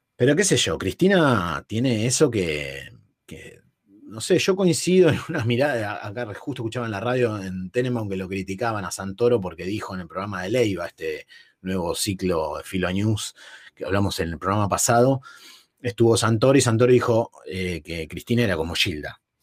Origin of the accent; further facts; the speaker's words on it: San Fernando, Buenos Aires Province, Argentina; Yo, soy de zona norte, yo soy de San Fernando, de Virreyes